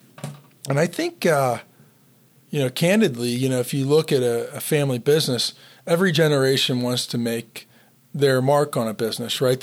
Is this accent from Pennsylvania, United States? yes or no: yes; Pittsburgh, Pennsylvania, United States; I'm from Pittsburgh